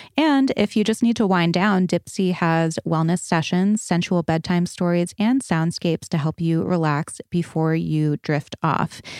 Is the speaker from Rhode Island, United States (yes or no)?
yes; Rhode Island, United States; moved away; also born or lived in Connecticut; I was born in Connecticut, raised in Rhode Island